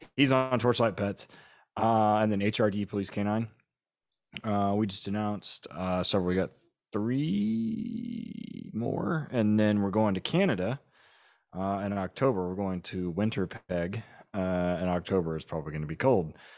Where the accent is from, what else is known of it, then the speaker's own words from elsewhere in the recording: Oklahoma, United States; I'm from Oklahoma